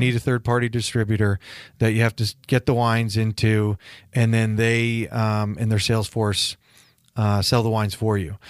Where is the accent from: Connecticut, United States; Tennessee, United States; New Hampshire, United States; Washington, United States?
Connecticut, United States; moved away as an adult; also born or lived in Nantucket; now in California, United States; Growing up in the Northeast, everybody asks, "Yeah, how do you go from Connecticut to California?"